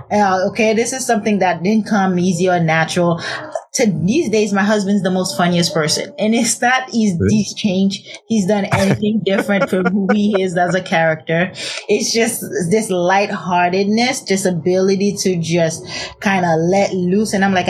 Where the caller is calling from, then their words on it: San Diego, California, United States; San Diego.